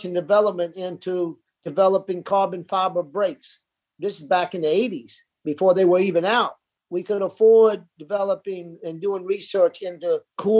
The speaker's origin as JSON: {"language": "English", "region": "South Florida", "country": "United States", "tie": "born or raised there", "said": "growing up in South Florida, it was the culture in the 60s"}